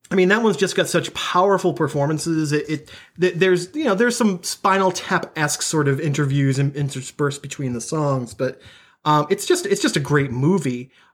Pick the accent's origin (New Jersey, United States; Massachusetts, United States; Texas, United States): Massachusetts, United States; Boston; being a Bostonian and being someone who went to college in Boston